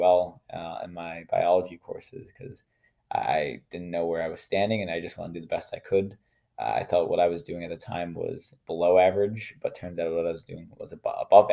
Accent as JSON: {"language": "English", "region": "New York", "country": "United States", "said": "in New York State, I'm from New York. So in New York State, at the end of every high school class, you have to take a Regents exam"}